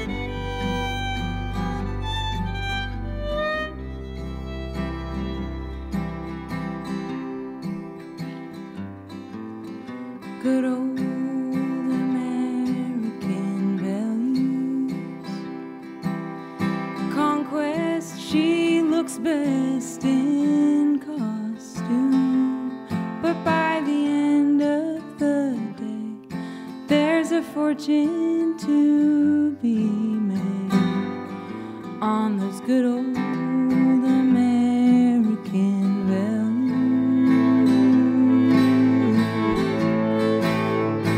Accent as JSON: {"language": "English", "region": "Maine", "country": "United States", "tie": "born or raised there"}